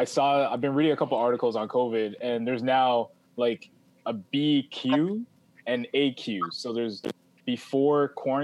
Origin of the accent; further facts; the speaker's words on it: Toronto, Ontario, Canada; there's an artist I know I grew up with in Scarborough